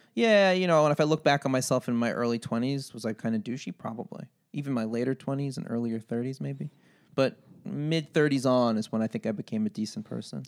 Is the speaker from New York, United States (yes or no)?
yes; Long Beach, New York, United States; I grew up in Long Beach, Long Island